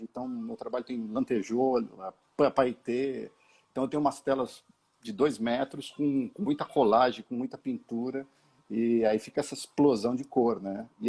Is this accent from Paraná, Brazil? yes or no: no; São Paulo, Brazil; eu sou um paulistano que fui, que fui criado e cresci na, na Zona Leste também. É, cresci em Goianazes, né, num bairro da, do Jardim Gianete, lá em Goianazes.